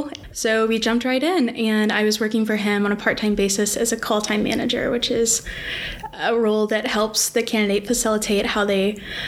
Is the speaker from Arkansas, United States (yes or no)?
yes; Little Rock, Arkansas, United States; I'm born and raised in Little Rock, Arkansas